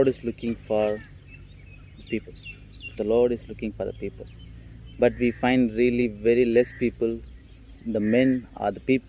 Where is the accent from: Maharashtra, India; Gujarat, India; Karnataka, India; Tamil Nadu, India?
Tamil Nadu, India; Coimbatore; now in Tiruchirappalli, India; I am from Coimbatore, sir.